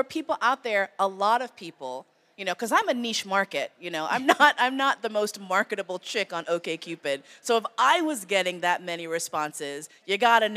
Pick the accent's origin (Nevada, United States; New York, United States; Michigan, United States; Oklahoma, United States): New York, United States; moved away; also born or lived in San Francisco; I grew up in New York